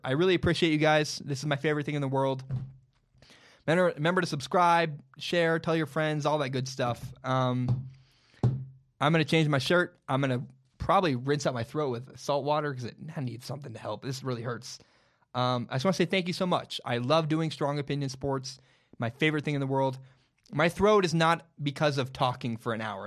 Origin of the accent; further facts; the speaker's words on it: Portland, Oregon, United States; I'm from Portland